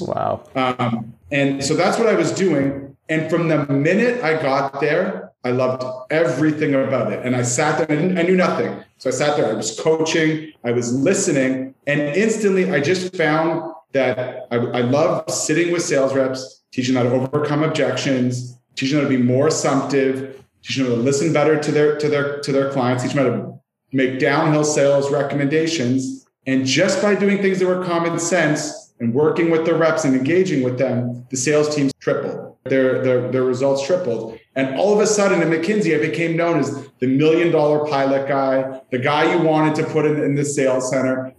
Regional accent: Canada; accent: Canadian; you'll hear I am Canadian in my accent

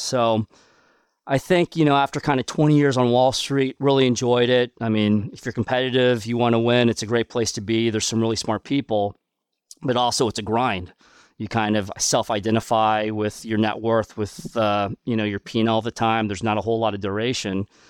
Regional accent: Kansas City, Missouri, United States; also born or lived in Seoul, South Korea; I had a fantastic childhood growing up in, in Kansas City

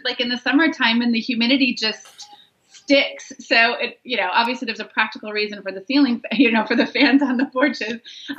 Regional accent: South Dakota, United States; moved away as an adult; now in North Carolina, United States; I'm from South Dakota, which is up north. And when I moved down here about 3 years ago

